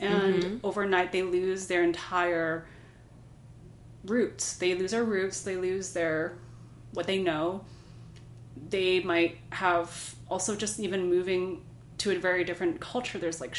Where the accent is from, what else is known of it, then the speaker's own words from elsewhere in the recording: Hong Kong; But I think that when I was growing up in Hong Kong, I went to a British international school.